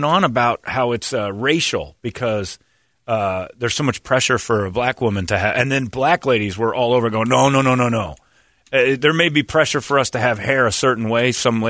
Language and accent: English; Cleveland, Ohio, United States; Oh, I'm from Cleveland, Ohio, and I'm going to tell you a story.